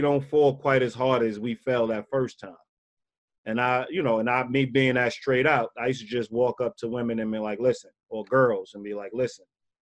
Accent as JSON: {"language": "English", "region": "New York", "country": "United States", "tie": "born or raised there", "said": "me growing up in New York"}